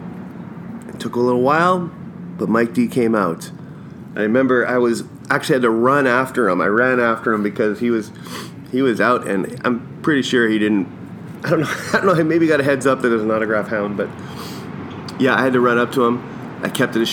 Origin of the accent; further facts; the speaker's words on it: Winnipeg, Manitoba, Canada; I'm from Winnipeg